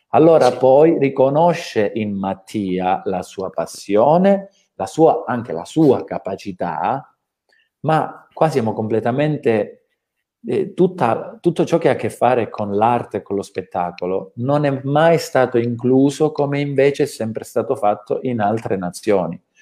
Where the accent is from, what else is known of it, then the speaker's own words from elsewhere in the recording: Calabria, Italy; calabresi, no? eh, quali tutti noi siamo